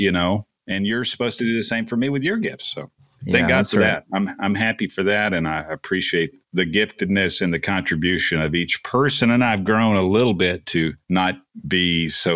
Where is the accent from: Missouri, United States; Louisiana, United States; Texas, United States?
Texas, United States; Texas Gulf Coast, United States; I was raised on the Texas Gulf Coast